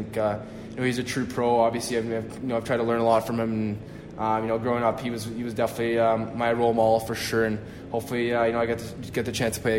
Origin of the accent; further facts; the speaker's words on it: Canada; obviously I'm from Canada, so a lot of guys have been playing basketball recently